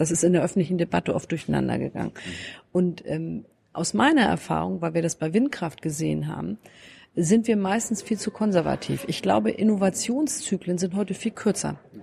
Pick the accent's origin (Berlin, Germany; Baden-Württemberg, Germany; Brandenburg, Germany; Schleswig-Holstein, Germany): Schleswig-Holstein, Germany; Lübeck; now in Lower Saxony, Germany; Wir sind in dieses Modellwohngebiet äh, in, in Lübeck umgezogen